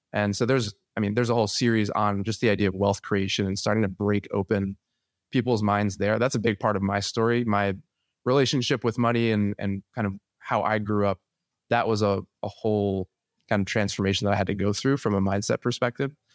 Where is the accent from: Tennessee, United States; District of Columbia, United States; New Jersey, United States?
New Jersey, United States; born and raised in New Jersey, the beautiful Garden State